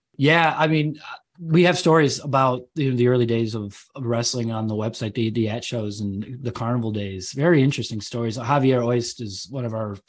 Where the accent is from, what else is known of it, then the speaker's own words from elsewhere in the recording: Chicago, Illinois, United States; moved away as an adult; now in England, United Kingdom; my wife's German, I'm American, but we're living out here